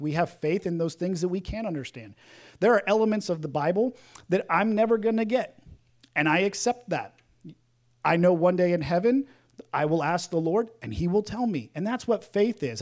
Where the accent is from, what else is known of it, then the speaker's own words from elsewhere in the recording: the South, United States; growing up in the South